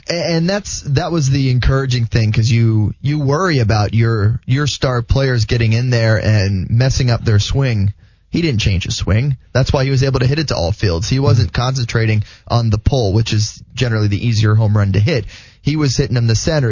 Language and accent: English; West Palm Beach, Florida, United States; growing up in West Palm Beach